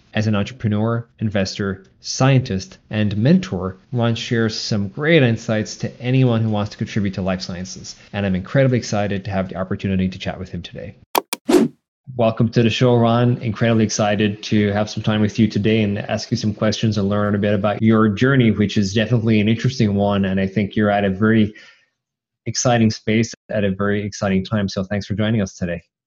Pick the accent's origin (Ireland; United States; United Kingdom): Ireland; Cork, Munster; I'm also from Cork, Ireland